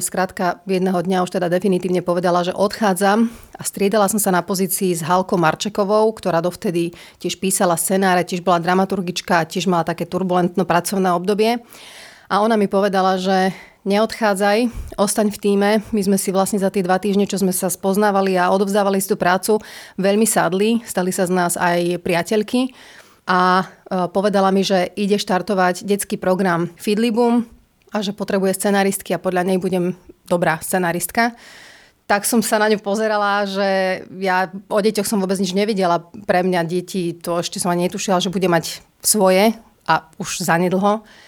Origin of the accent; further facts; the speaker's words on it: Prešov, Prešov Region, Slovakia; Vyrastala som v Prešove, kde bola vždy veľmi bohatá kultúrna scéna